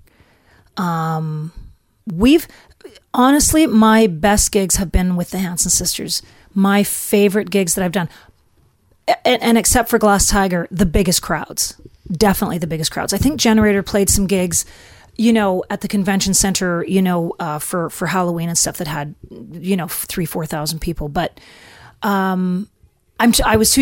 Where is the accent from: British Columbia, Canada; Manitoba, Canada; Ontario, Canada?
Manitoba, Canada; Flin Flon; moved away; also born or lived in Nashville; this is my hometown